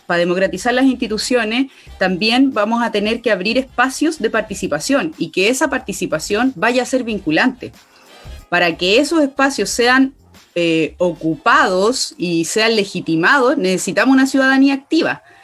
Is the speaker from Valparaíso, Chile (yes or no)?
yes; Catemu, Valparaíso, Chile; Soy de Catemu, Valle de la Concagua, quinta región interior